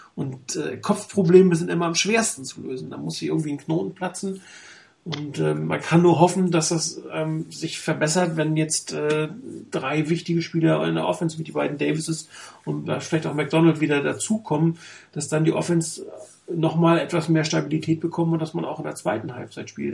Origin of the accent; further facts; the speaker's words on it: Hamburg, Germany; now in Frankfurt, Germany; eigentlich gebürtig Hamburger, aber ich wohne leider in Frankfurt